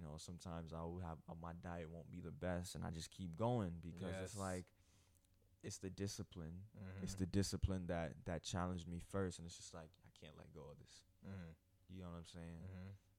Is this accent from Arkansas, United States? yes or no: no; Florida, United States; But I grew up in the hood, so it's just, you know, that's that. But it's just like growing up in Broward, I really was never able to talk like the people in Broward, you know what I'm saying?